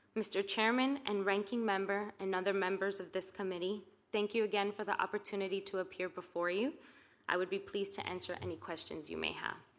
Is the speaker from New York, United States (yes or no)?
yes; New York City, New York, United States; I was born and raised in New York City as a first generation immigrant